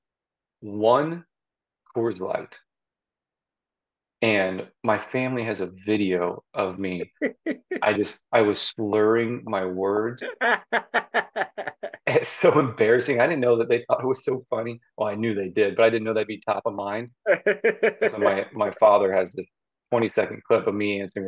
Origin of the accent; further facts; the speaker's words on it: Zionsville, Indiana, United States; also born or lived in West Lafayette, Indiana / Bloomington, Indiana; now in Westfield, United States; I am from Zionsville, Indiana, originally. I grew up there right up until high school